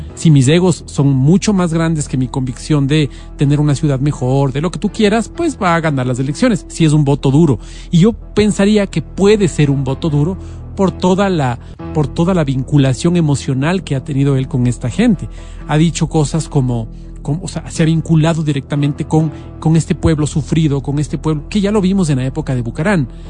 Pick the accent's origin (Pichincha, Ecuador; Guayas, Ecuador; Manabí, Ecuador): Pichincha, Ecuador; Quito; como quiteños